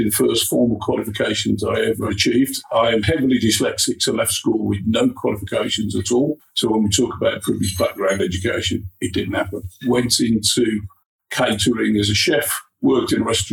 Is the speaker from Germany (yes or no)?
no; Birmingham, West Midlands, United Kingdom; I was born in a back-to-back house in Wolseley Green. There were six of us in a house with a couple of bedrooms, tiny little house